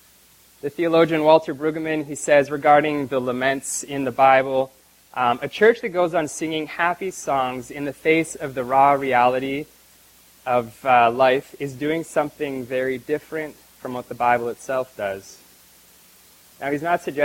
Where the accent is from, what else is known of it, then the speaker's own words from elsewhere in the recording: Canada; moved away; my hometown back in Canada